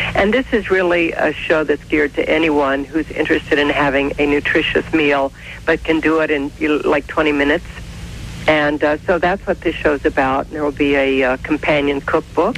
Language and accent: English; the Midwest on the Ohio River, United States; moved away; growing up in the Midwest on the Ohio River